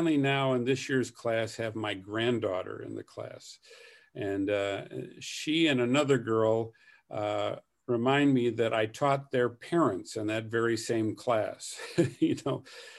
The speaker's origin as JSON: {"language": "English", "region": "Michigan", "country": "United States", "tie": "born or raised there", "also_born_or_lived": "Flint / Sheboygan", "said": "so I was born in Flint, Michigan. And then the son of Salvation Army officers, we had several appointments. And they were all in Michigan"}